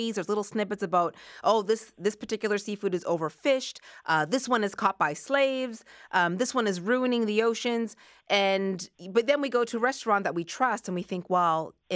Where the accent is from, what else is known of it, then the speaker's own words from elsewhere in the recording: East Coast, Canada; now in Toronto, Canada; I'm from the East Coast